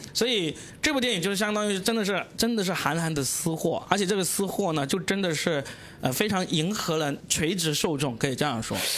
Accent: Guangdong, China; 作为一个广东人

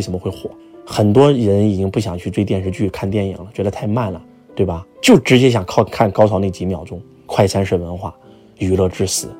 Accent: Henan, China; accent: Henan dialect; 我们河南话把它叫马吉利尔

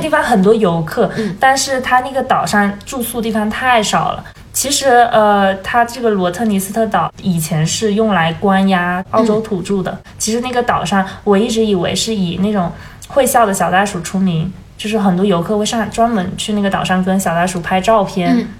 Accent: China; 那个宿舍只有我一个中国人

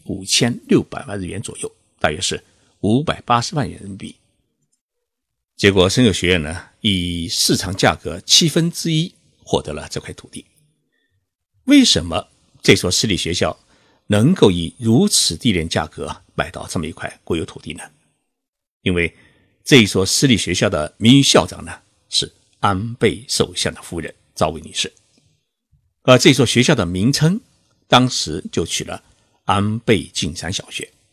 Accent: China; now in Tokyo, Japan; 我们中国人

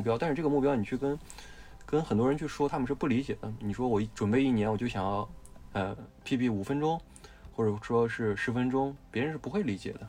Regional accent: Shaanxi, China; 我是陕西人

